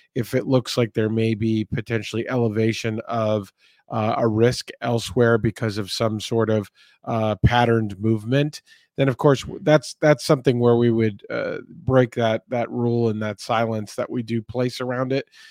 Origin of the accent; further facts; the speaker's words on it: Texas, United States; in the state of Texas, my home state here.